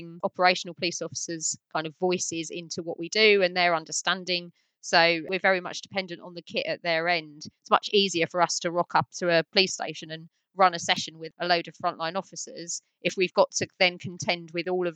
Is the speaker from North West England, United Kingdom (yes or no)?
no; London, United Kingdom; accent: Cockney; also born or lived in Nottingham / France; a proper Cockney